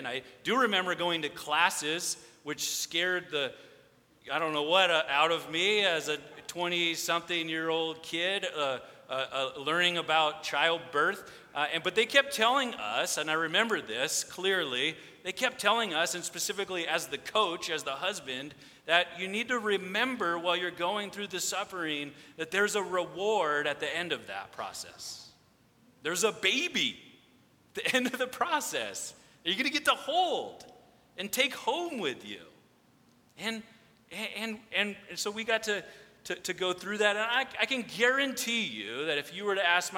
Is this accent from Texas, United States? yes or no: no; Redondo Beach, California, United States; now in Lomita, United States; I grew up here in Redondo, just right by Toledo Elementary School and the Christmas lights